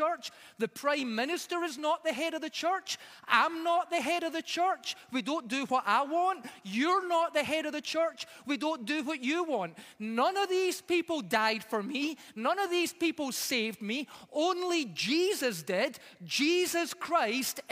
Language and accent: English; Scotland, United Kingdom; moved away as an adult; now in Edmonton, Canada; when we moved here to Canada, we moved from Scotland. And so we missed some Scottish things